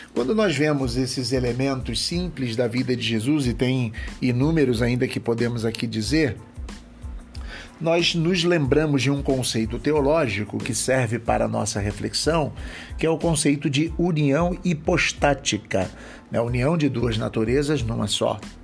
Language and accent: Portuguese; Rio de Janeiro, Brazil; sou da cidade do Rio de Janeiro